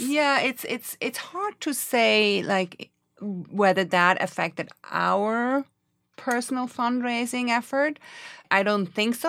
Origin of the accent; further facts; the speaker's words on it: Switzerland; moved away as an adult; now in New York, United States; I'm originally from Switzerland and came to New York in nineteen eighty-six to study at N Y U.